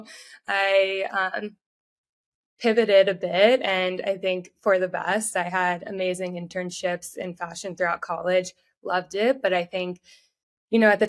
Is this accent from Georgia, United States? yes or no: yes; Atlanta, Georgia, United States; moved away as an adult; also born or lived in Texas; I'm from Atlanta, Georgia, originally